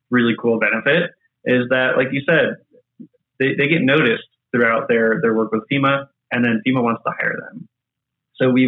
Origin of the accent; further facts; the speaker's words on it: just south of Charlotte, North Carolina, United States; moved away; also born or lived in Indiana; I grew up in the Carolinas